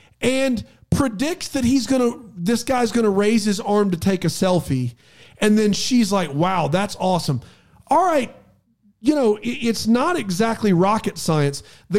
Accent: Melbourne, Victoria, Australia; Well, I'm from Australia. Melbourne, mate.

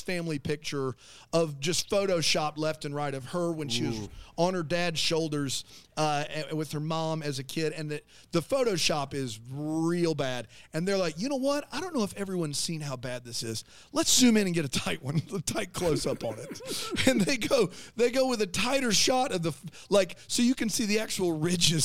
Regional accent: South Carolina, United States; we're from South Carolina

